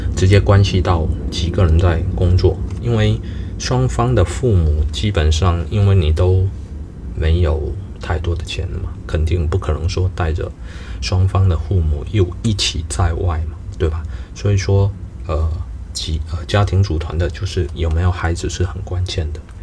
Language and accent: Chinese; southern China, China; 我是三四线，我的家乡是中国三四线的一个城市